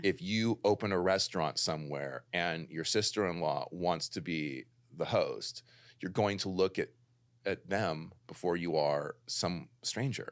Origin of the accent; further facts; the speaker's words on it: Los Angeles, California, United States; also born or lived in London / New York; I'm like a total L A baby. I grew up in the Valley